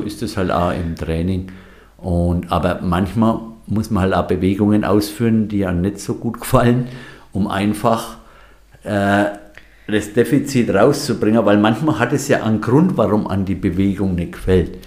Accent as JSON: {"language": "German", "area": "Franconia", "region": "Bavaria", "country": "Germany", "also_born_or_lived": "Munich / Bamberg", "moved": "as an adult", "lives_now": "Ortenau, Germany", "said": "ich bin Franke"}